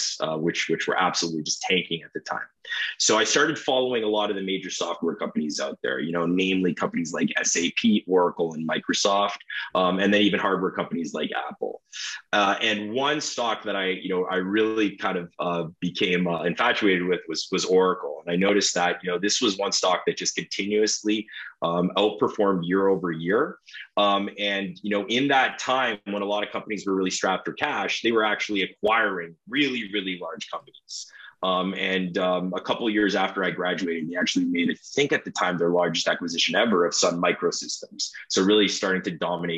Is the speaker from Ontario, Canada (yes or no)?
yes; Toronto, Ontario, Canada; I'm from Toronto, Ontario